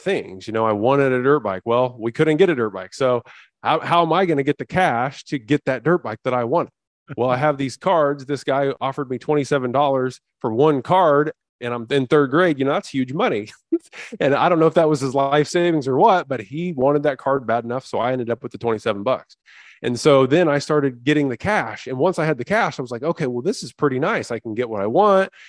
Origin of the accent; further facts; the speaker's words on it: central Indiana, United States; I grew up in Indiana, actually, you know, about 15 miles away from where Shawn grew up